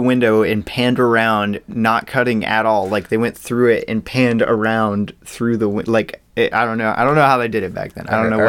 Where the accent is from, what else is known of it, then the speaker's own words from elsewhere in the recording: United States; It was a big stepping stone for me as an American film viewer.